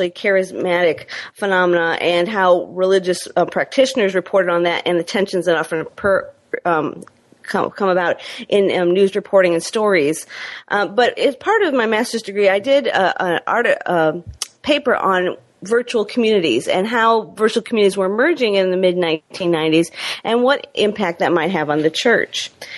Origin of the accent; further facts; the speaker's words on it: Michigan, United States; stringing for a couple newspapers from my home state of Michigan, as well as working for Christianity Today magazine and a few other news outlets. But as time wore on, I transitioned back to Michigan